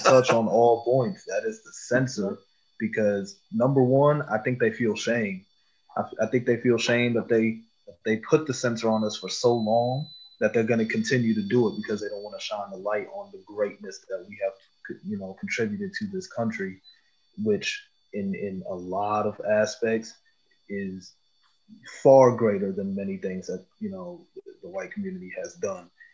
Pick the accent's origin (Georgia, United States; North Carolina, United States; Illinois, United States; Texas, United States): Illinois, United States; Chicago; I grew up in Chicago